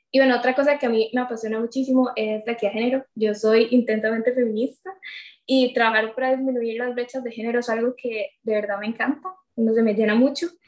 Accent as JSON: {"language": "Spanish", "region": "Limón", "country": "Costa Rica", "tie": "born or raised there", "also_born_or_lived": "Cartago", "said": "yo tengo 21 años, eh, yo soy de Limón, aquí crecí, y bueno, de hecho ahorita estoy acá, ¿verdad? Por, por la pandemia, pero si no fuera por eso, estaría en Cartago, porque yo estoy en el TEC estudiando ingeniería mecatrónica."}